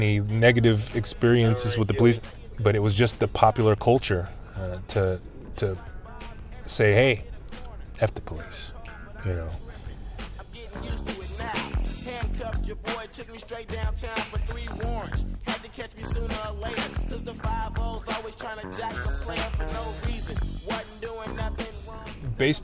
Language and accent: English; Oakland, California, United States; 5 generations of my family have been born and raised in Oakland